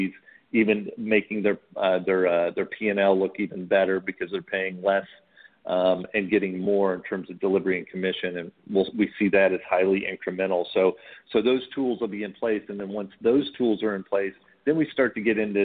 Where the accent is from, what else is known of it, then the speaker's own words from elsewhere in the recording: Indiana, United States; now in Dallas, United States; being a kid, I grew up in Indiana